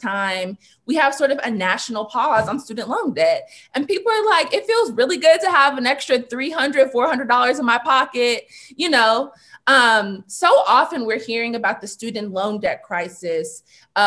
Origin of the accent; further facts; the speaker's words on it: California, United States; Black children growing up in California, growing up in the United States